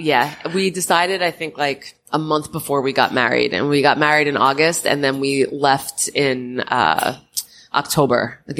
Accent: Long Island, New York, United States; I was born on Long Island.

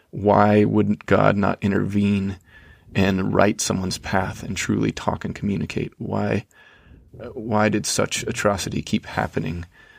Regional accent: Georgia, United States; So I was raised in Georgia in the conservative Christian South.

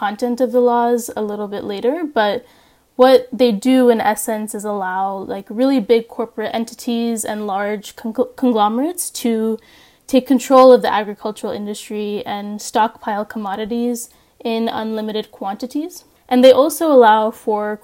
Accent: Chennai, Tamil Nadu, India; now in Oakland, United States; I'm originally from Chennai, India.

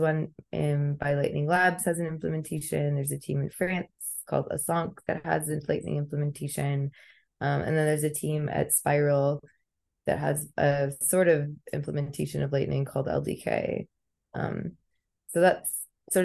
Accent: Texas, United States; I live in Texas. I'm from Texas originally

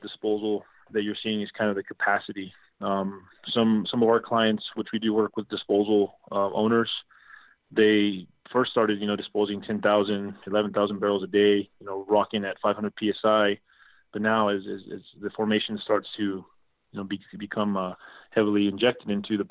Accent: Odessa, Texas, United States; I'm from Odessa originally

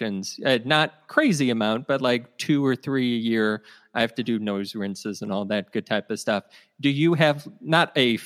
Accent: Ohio, United States; I grew up in Ohio and my mother's Irish

